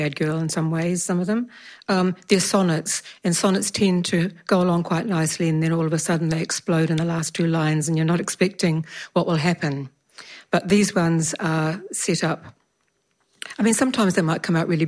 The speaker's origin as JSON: {"language": "English", "town": "Alexandra", "region": "Otago", "country": "New Zealand", "tie": "born or raised there", "said": "I was born in Alexandra"}